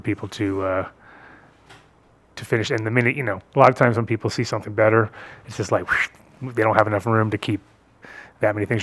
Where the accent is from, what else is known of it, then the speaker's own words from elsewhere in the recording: New England, United States; I grew up in New England